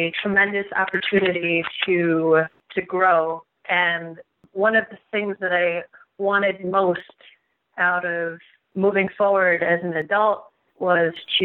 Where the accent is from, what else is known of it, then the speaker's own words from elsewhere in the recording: New York, United States; also born or lived in Taiwan; I'm a musician based out of New York